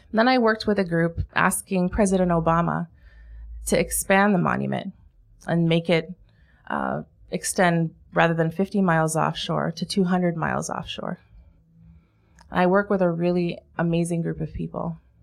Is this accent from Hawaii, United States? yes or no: yes; Hawaii, United States; Growing up in Hawaii